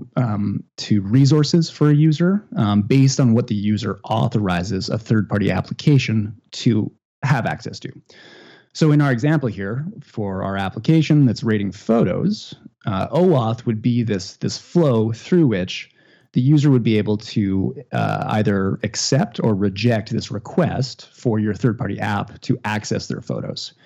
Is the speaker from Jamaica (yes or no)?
no; Northern Canada, Canada; now in Ottawa, Canada; I grew up in Northern Canada, and I guess that's what you're hearing.